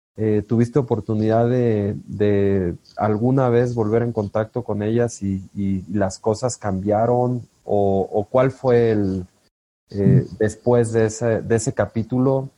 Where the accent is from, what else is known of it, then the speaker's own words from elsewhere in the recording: La Piedad, Michoacán, Mexico; yo crecí en La Piedad, Michoacán